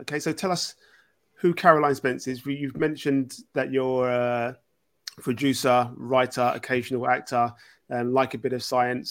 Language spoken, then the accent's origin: English; London, United Kingdom; as a Londoner